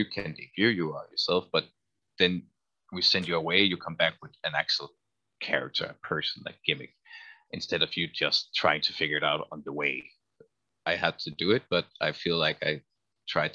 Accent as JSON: {"language": "English", "country": "Denmark", "also_born_or_lived": "Copenhagen", "said": "I was Danish all the way and actually lived in Copenhagen all the time"}